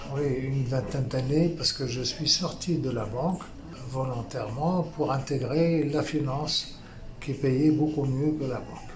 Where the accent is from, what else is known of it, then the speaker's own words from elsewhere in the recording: Tunisia; moved away as an adult; also born or lived in Paris, France; now in France; je suis tunisien d'origine. Euh, je suis arrivé en France pour terminer mes études.